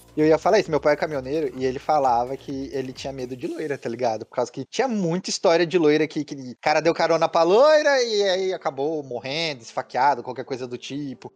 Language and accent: Portuguese; São Paulo, Brazil; Eu sou paulista